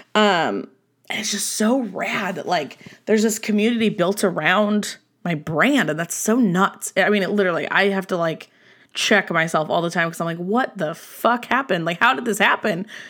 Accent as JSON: {"language": "English", "region": "Southern California", "country": "United States", "tie": "born or raised there", "moved": "as an adult", "lives_now": "Nevada, United States", "said": "I was born and raised in Southern California"}